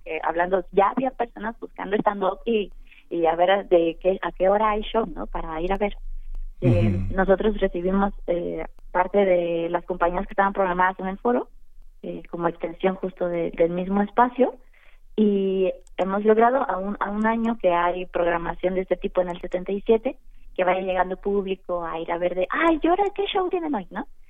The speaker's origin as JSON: {"language": "Spanish", "country": "Mexico", "said": "como mexicanos somos muy folclóricos"}